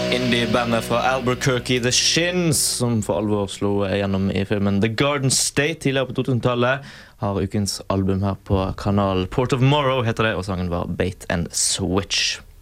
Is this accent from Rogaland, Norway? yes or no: no; Bergen, Vestland, Norway; jeg er bergenser